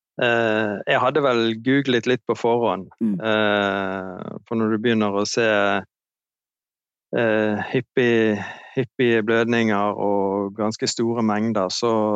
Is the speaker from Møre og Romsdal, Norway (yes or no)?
no; Bergen, Vestland, Norway; Jeg er fra Bergen, 58 år.